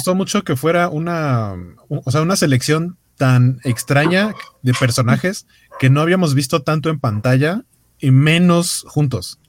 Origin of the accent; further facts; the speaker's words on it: Mexico City, Mexico; los que somos de la Ciudad de México